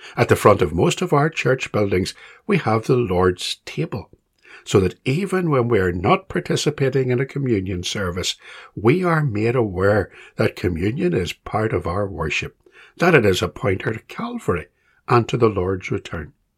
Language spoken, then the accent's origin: English; Belfast, Northern Ireland, United Kingdom; When I was a small boy growing up in Belfast